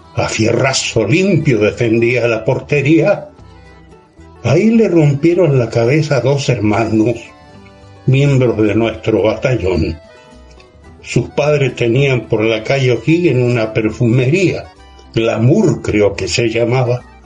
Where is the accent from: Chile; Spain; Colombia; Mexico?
Chile; mi país